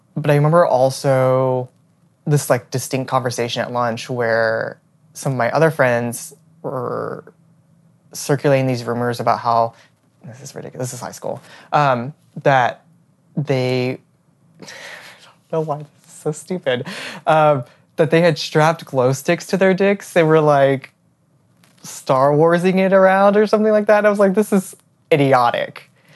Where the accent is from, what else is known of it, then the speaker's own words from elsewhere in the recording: Houston, Texas, United States; moved away as an adult; also born or lived in Austin, Texas / New York City; I was born and raised in Houston, Texas